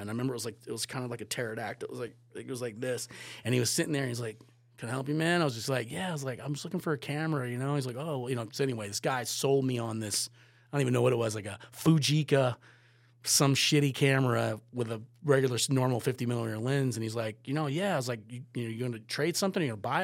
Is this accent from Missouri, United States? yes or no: no; Virginia Beach, Virginia, United States; moved away as an adult; also born or lived in Killington, Vermont; growing up in Virginia Beach